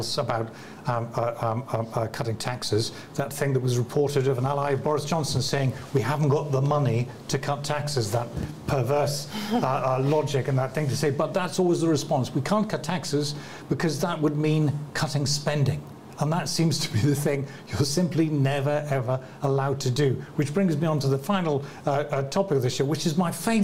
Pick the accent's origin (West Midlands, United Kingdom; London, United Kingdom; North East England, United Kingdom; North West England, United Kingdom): North East England, United Kingdom; moved away; I come from the Northeast, and I've got schoolmates of mine who've been unemployed pretty much their whole lives